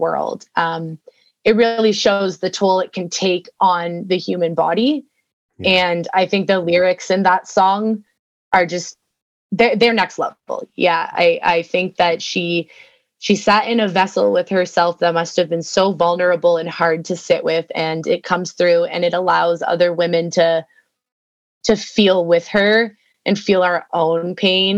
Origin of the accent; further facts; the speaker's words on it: Canada; for me, being a Canadian